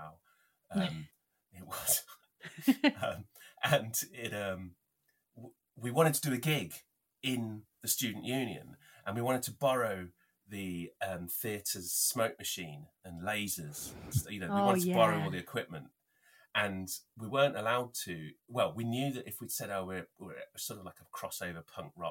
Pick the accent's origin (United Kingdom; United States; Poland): United Kingdom; Northampton, East Midlands; my hometown